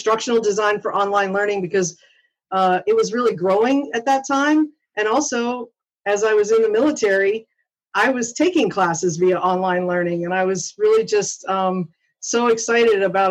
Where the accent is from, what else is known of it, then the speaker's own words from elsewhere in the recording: Pittsburgh, Pennsylvania, United States; moved away; I am a Pittsburgh native from Pennsylvania